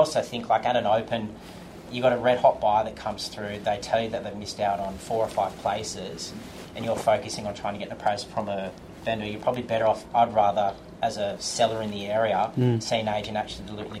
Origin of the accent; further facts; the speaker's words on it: Barrow-in-Furness, North West England, United Kingdom; I'm originally from Barrow, so I love going down there, seeing my family, that kind of thing.